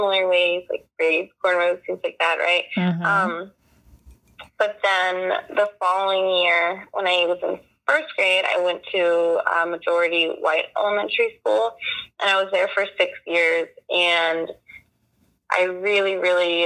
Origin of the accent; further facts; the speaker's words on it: Washington, District of Columbia, United States; I was born and raised here in Washington, D.C.